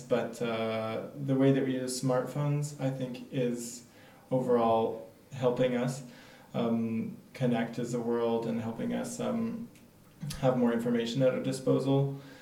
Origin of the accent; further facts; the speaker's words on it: United States; moved away as an adult; now in France; I'm American.